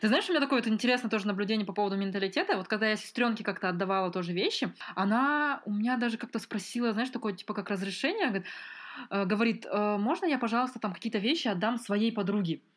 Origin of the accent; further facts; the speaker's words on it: Almaty, Kazakhstan; moved away as an adult; also born or lived in Northern Kazakhstan / Ukraine; я большую часть прожила в Алмате